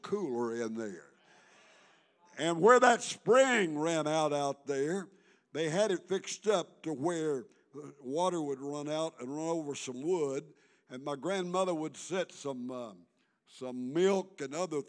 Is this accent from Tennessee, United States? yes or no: yes; McNairy County, Tennessee, United States; I was born in McNary County, Tennessee